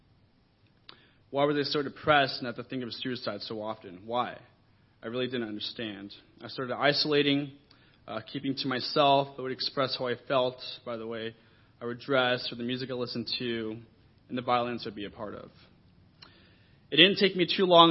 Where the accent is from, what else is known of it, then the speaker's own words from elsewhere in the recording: Orange County, California, United States; I was raised in church and scripture in Orange County as a kingdom kid